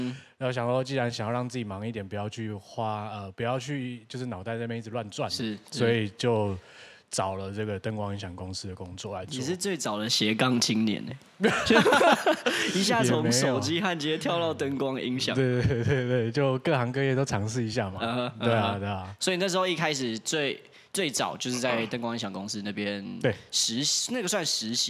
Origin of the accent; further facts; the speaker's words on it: Tainan, Taiwan; now in Taipei, Taiwan; 我都说我是一半啦，因为我的身份证照是 R 开头。嗯，我是台南人，但是所有亲戚都在台南，只有我们家在台北。